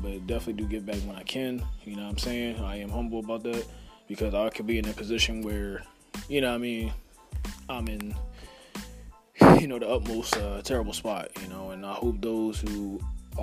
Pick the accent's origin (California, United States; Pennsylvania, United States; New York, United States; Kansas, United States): Pennsylvania, United States; Philadelphia; I was raised in the Philadelphia area, repping at 215